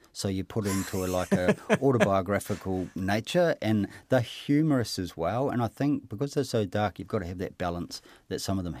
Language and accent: English; Hamilton, Waikato, New Zealand; I kind of thought it was partly mine because I grew up in Hamilton.